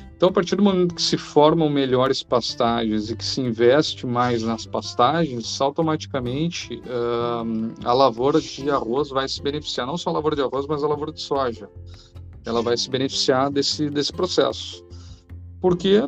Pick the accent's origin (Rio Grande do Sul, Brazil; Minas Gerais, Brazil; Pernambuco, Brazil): Rio Grande do Sul, Brazil; Cachoeirinha; sou natural de Cachoeirinha, Rio Grande do Sul